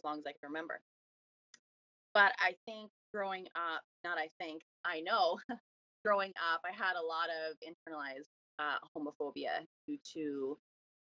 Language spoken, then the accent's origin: English; Miramichi, New Brunswick, Canada; I am from Miramichi, New Brunswick